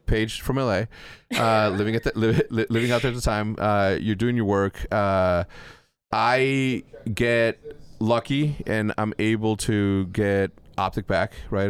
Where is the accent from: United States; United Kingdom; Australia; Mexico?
Mexico; I'm from Mexico